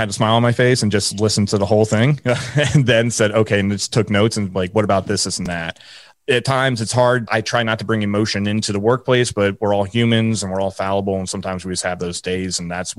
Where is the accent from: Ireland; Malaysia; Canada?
Ireland; You know, for me, I always joke around, I'm Irish.